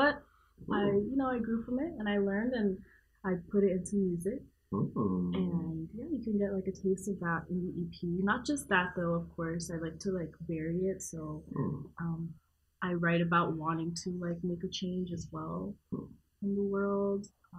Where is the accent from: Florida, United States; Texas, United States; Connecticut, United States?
Florida, United States; Miami; I'm from Miami.